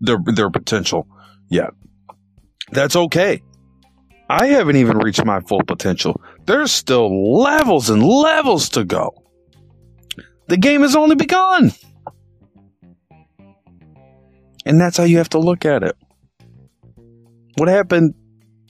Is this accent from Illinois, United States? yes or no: yes; Illinois, United States; I'm from Illinois